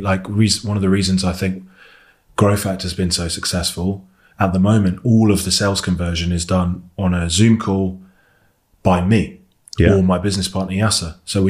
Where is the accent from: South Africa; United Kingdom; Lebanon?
United Kingdom; Devon, South West England; I grew up in Devon